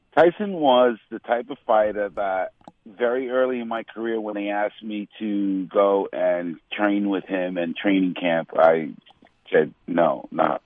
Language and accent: English; New York City, New York, United States; being from Manhattan, born and raised in Manhattan